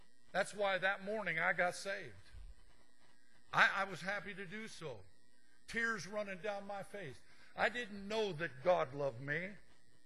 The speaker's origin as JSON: {"language": "English", "region": "Montana", "country": "United States", "said": "I'm from Montana."}